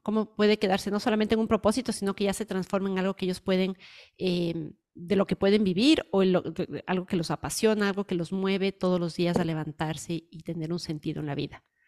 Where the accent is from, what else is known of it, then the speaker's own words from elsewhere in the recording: Ecuador; moved away; yo soy ecuatoriana y voy mucho cuando voy a mi país